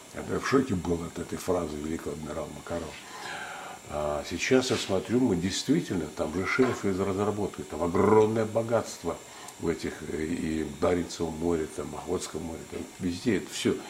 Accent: Tsugol Datsan, Buryat settlement, Zabaykalsky Krai, Russia; also born or lived in Urluk, Krasnochikoysky District; Я родился в Бурятском поселке, в Цугульском Дацане, в этом монашеской келье

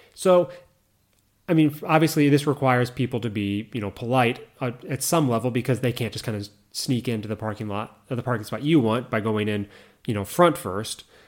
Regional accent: United States; moved away as an adult; now in Japan; when you're from America. So whenever I go back and drive my mother's car in the States

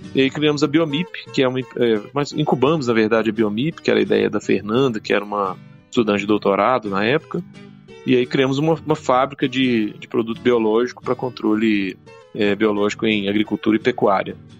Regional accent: Minas Gerais, Brazil; eu sou mineiro, sou médico veterinário

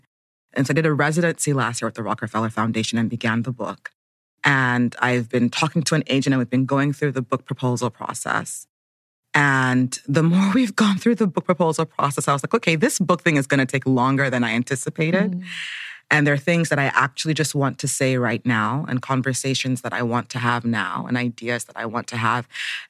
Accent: Nigeria; now in Brooklyn, United States; I'm Nigerian-American. I live in Brooklyn, New York, but Abuja, Nigeria is also home.

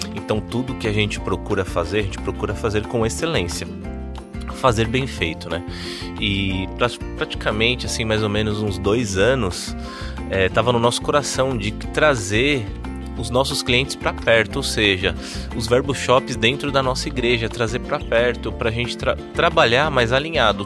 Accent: São Paulo, Brazil; moved away as an adult; now in Campina Grande, Brazil; eu sou de São Paulo, né? Mas já estou há cinco anos em Campina Grande.

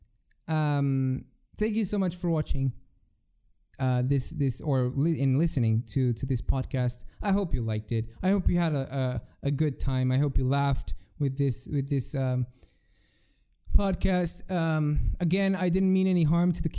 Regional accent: Portugal; I'm from Portugal

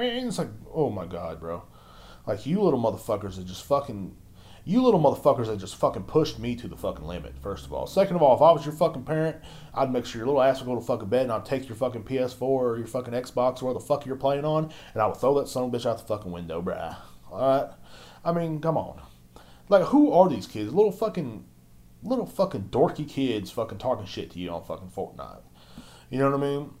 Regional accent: United States; I'm an American

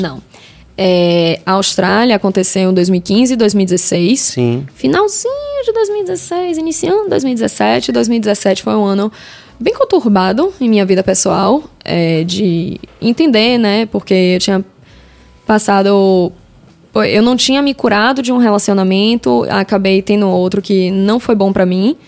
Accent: Salvador, Bahia, Brazil; Eu sou de Salvador

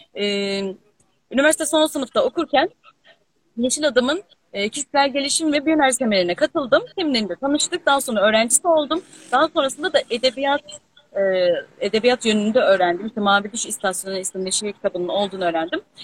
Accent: Alaşehir, Manisa, Turkey; moved away; also born or lived in Aydın; Alaşehirliyim bu arada. Manisa'nın Alaşehir ilçesindenim.

